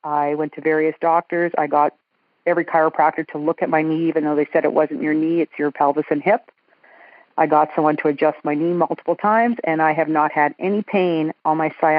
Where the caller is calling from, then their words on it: Edmonton, Alberta, Canada; I'm calling from Edmonton, Alberta, Canada.